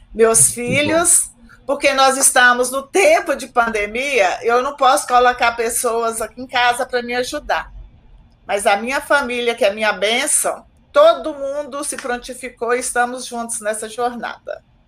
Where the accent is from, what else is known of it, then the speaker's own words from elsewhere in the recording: Águas Formosas, Minas Gerais, Brazil; now in Contagem, Brazil; eu moro em Contagem há 30 anos. Na verdade, eu nasci em Águas Formosas